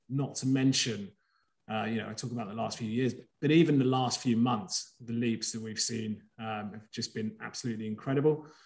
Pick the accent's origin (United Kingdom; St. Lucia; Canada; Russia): United Kingdom; England; also born or lived in Greece; I was born in Greece, but I've grown up in England